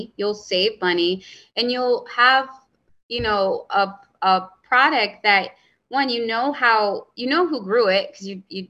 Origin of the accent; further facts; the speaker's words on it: Hartford, Connecticut, United States; growing up in Hartford, the bodegas, the corner store, they fed me and my sisters.